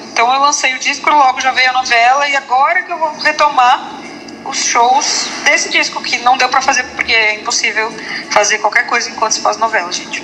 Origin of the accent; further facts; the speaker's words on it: Porto Alegre, Rio Grande do Sul, Brazil; moved away; lá em Porto Alegre, em sou gaúcha, né, morava lá